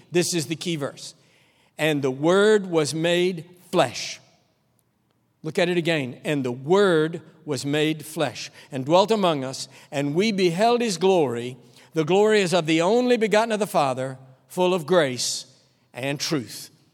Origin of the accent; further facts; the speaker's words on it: Texas, United States; I'm a Texan